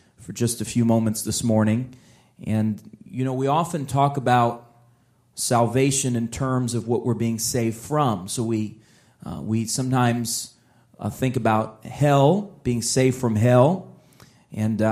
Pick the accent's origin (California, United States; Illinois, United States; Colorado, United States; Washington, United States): Illinois, United States; Chicago; I grew up in Chicago